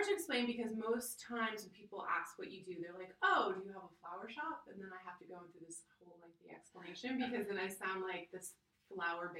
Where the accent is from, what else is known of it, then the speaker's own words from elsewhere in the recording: New York City, New York, United States; also born or lived in Pennsylvania; I live in New York City. I'm born and raised.